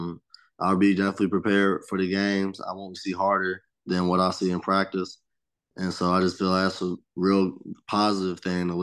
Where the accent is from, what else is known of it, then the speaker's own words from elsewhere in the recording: Georgia, United States; And I mean, I was from Georgia, so it was SEC.